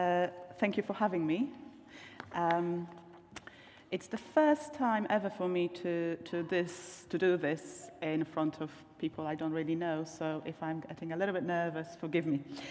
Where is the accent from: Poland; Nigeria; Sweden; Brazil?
Poland; English is a second language; moved away as an adult; now in Wadsley, Sheffield, United Kingdom; you can probably tell by now from my accent, I sound a little bit different. I'm not British. I come from Poland. I've been here for nearly 20 years. The accent stays.